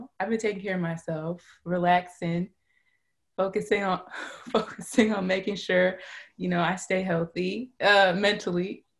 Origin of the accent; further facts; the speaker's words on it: Cleveland, Ohio, United States; I'm from Cleveland, Ohio.